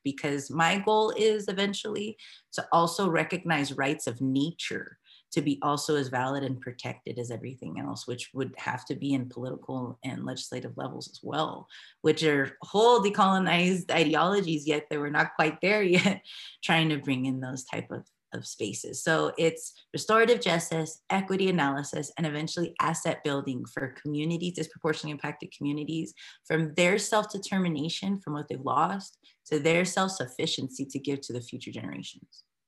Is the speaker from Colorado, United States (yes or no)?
yes; Denver, Colorado, United States; also born or lived in New Mexico; now in Commerce City, United States; I'm mixed Chicana from Denver homeland. So even in that space, I'm from New Mexico, Southern Colorado space, my family is